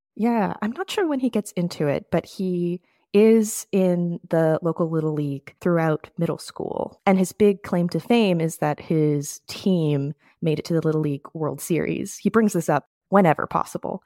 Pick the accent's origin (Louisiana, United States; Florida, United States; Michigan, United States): Florida, United States; moved away; I am from Florida. I went to school in Florida.